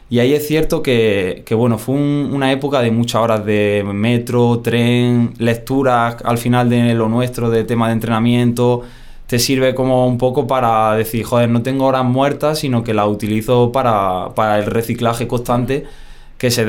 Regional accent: Bailén, Andalusia, Spain; Bailén, está en Jaén, andaluz, Dice la gente que estoy perdiendo poquito a poco el acento, otros que no, que soy medio madrileño ya

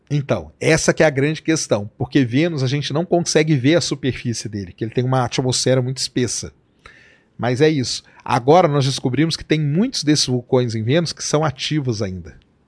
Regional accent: Londrina, Paraná, Brazil; lá em Londrina, que é minha terra, lá é terra roxa

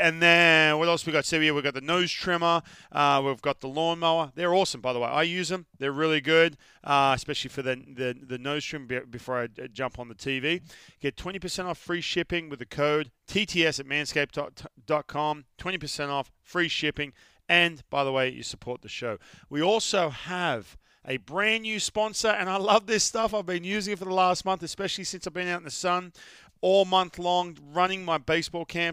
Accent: Australia; moved away; I'm from Australia. We all live out in the sun

